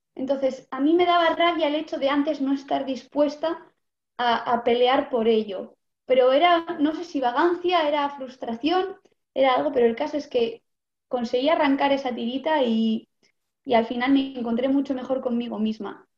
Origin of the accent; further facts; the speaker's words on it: Vitoria-Gasteiz, Basque Country, Spain; de Vitoria, de Álava